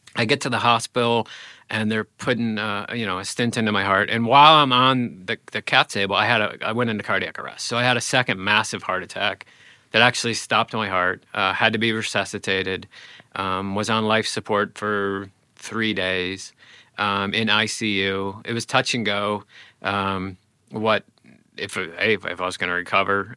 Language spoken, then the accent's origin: English; Illinois, United States; when I grew up in Illinois, I wanted to be, I wanted to be a journalist.